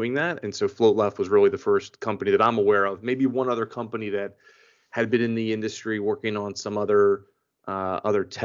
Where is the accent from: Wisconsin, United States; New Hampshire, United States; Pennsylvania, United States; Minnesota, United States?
Pennsylvania, United States; Philadelphia; moved away as an adult; also born or lived in Florida; I am originally from Philadelphia. Born and raised in Philadelphia, spent most of my life there